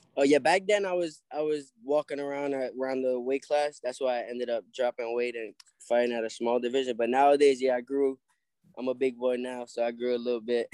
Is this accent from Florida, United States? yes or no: yes; Hollywood, Florida, United States; also born or lived in New York; I, moved over here to Florida with my uh, mom and my brothers. I got three older brothers